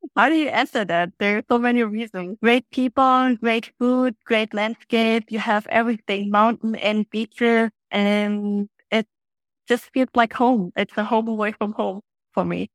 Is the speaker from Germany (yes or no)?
yes; Germany; now in Phu Quoc, Vietnam; I come from Germany